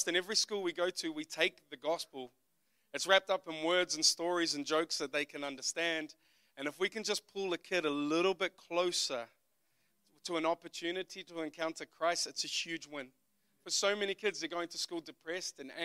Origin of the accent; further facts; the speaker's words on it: Auckland, New Zealand; also born or lived in United States; I am from West Auckland, New Zealand. If you don't know where that is, it's just the west part of Auckland. That is where I grew up.